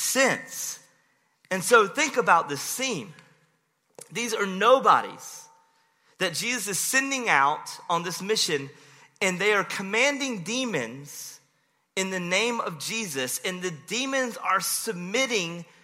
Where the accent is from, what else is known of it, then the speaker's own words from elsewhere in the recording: Rocky Mount, North Carolina, United States; my hometown, Rocky Mount.